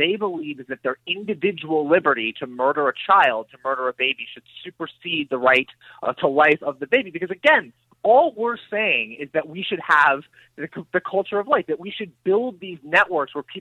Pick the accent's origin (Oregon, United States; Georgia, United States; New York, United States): Oregon, United States; my home state of Oregon